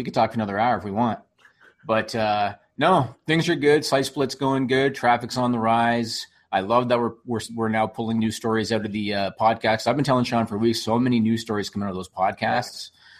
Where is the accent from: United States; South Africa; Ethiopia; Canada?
Canada; I'm a dude from Canada.